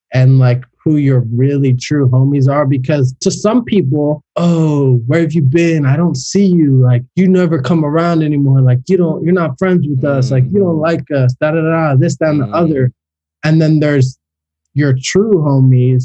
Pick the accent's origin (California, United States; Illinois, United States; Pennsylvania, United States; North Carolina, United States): Pennsylvania, United States; Philadelphia; now in South Florida, United States; I grew up in Philly.